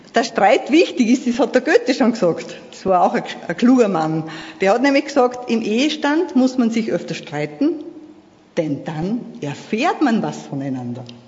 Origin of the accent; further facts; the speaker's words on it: Vöcklabruck district, Upper Austria, Austria; Ich komme aus Oberösterreich in der Bezirk Vöcklerbruck.